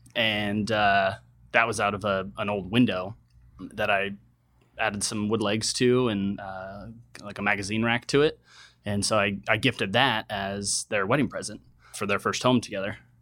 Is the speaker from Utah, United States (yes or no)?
no; Reno, Nevada, United States; moved away as an adult; also born or lived in San Diego; now in San Francisco, United States; I was born and raised in Reno, Nevada